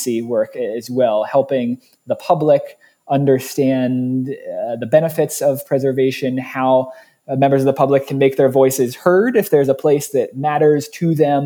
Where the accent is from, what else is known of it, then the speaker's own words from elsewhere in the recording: Ohio, United States; also born or lived in Oregon; now in Milwaukee, United States; I'm from Ohio originally